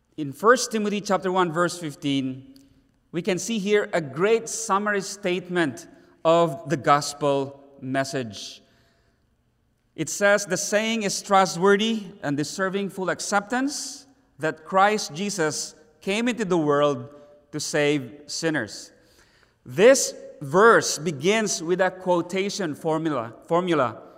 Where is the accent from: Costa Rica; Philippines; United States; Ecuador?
Philippines; Davao City, Davao Region; in our own city, Davao City.